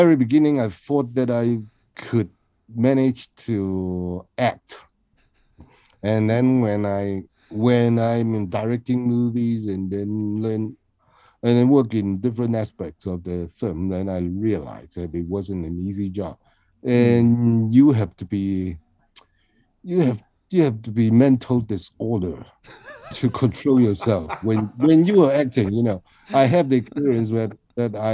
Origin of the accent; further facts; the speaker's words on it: Hong Kong; from Hong Kong